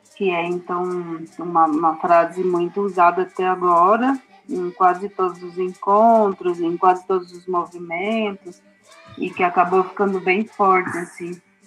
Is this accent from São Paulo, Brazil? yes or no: yes; Tenondé Porã Indigenous Land, São Paulo, Brazil; é uma terra indígena que eu nasci